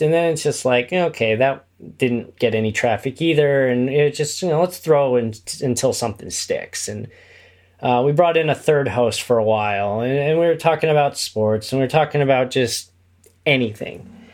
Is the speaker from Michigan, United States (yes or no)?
no; Kokomo, Indiana, United States; moved away as an adult; also born or lived in Chicago; I'm originally from Indiana. Uh, I grew up in a town called Kokomo, which is about an hour north of Indianapolis